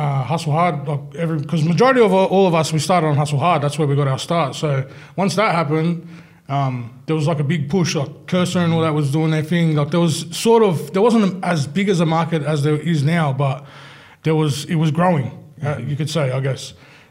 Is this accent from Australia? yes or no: yes; Australia; we're from Australia